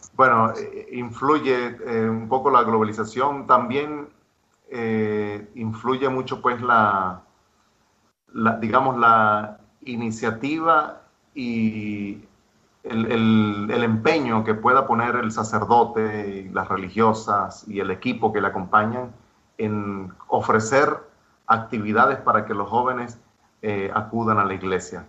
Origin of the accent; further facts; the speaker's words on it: Mérida, Venezuela; moved away as an adult; now in Cullera, Spain; soy de Mérida, Venezuela